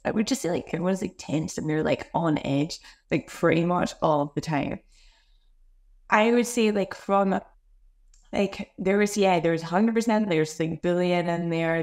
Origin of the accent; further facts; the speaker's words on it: Glasgow, Scotland, United Kingdom; now in Australia; I grew up, um, I grew up in Scotland, Glasgow